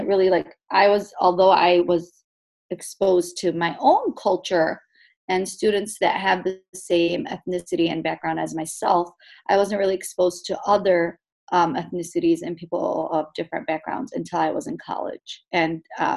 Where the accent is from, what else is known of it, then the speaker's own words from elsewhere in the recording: Yemen; moved away; I happen to be from Yemen